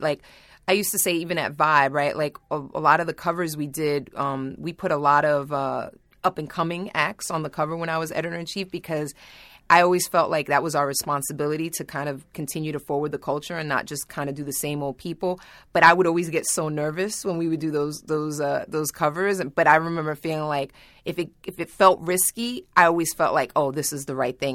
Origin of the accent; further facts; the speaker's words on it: New York, United States; I grew up in Manhattan